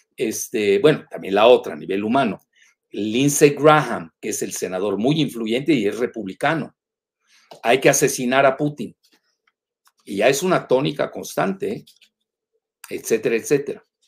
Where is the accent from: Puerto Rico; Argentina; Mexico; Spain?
Mexico